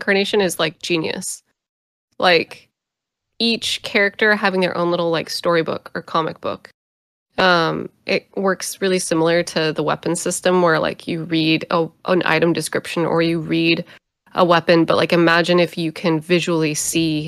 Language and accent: English; United States; I grew up in America during the events of 9/11